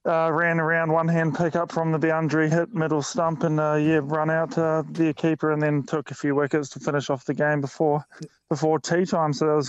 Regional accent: Napier, Hawke's Bay, New Zealand; there's a game in Napier as well, my hometown

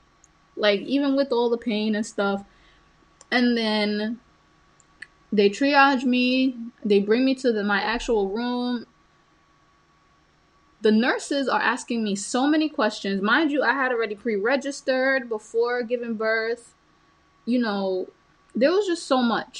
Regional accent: Honduras; moved away; I was born in Honduras, and my mother had me, you know, at my grandmother's house.

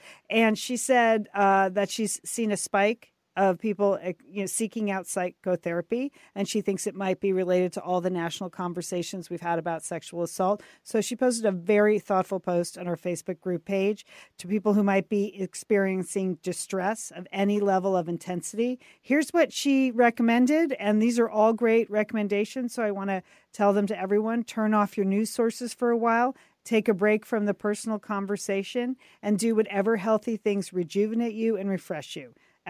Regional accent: Midwest, United States; Well, I'm from the Midwest.

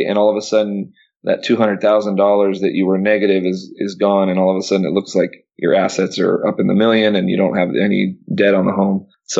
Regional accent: Panama; no, I grew up in Panama, born and raised in Panama. My dad worked for the Panama Canal. And like I said, big family from Panama.

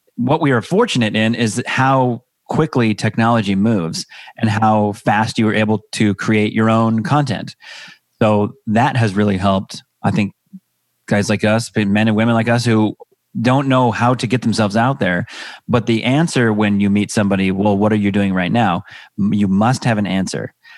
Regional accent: Seattle, Washington, United States; moved away as an adult; now in Los Angeles, United States; I'm 39. I have two kids. I have a six year old son and a two and a half year old daughter. I'm originally from Seattle area

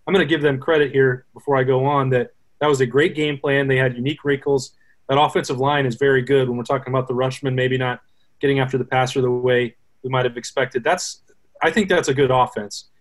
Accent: Casper, Wyoming, United States; moved away; My hometown is Casper, and then went to school, the uh, most famous university in the world, University of Wyoming down in Laramie.

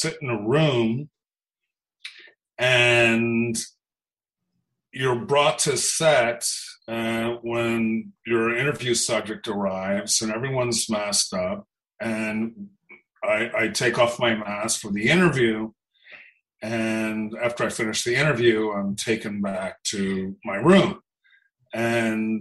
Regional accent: Los Angeles, California, United States; I grew up in Los Angeles

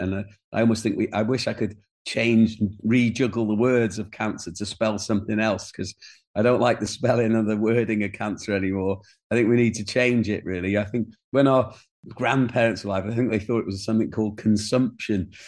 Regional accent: Wales, United Kingdom; people like myself who were, had been denied the language, but were as Welsh as anybody

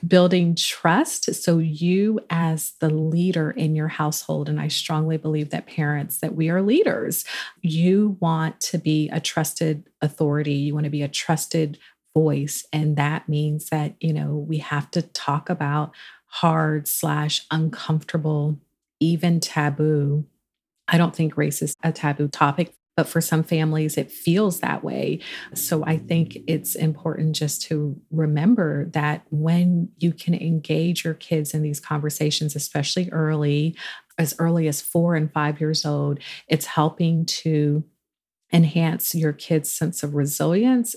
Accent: Charleston, South Carolina, United States; I grew up in Charleston, South Carolina

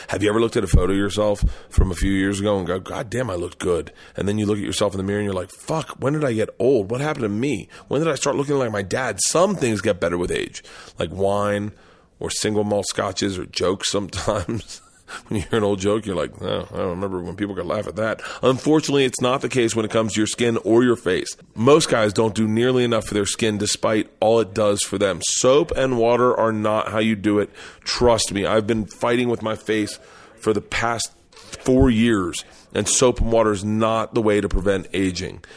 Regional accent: the South, United States; moved away; I grew up in the South

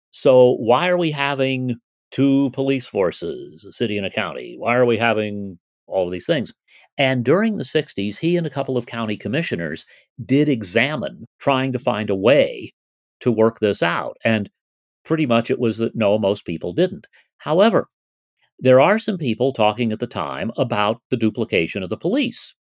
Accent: Las Vegas, Nevada, United States; I grew up near Pecos and Washington, which is about a mile north of the Las Vegas, North Las Vegas boundary.

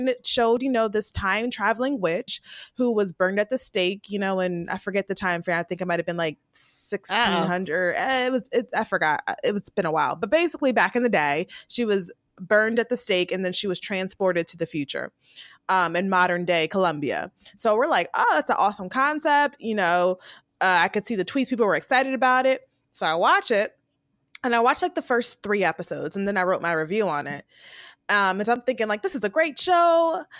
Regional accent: Puerto Rico; I grew up in Puerto Rico as a kid.

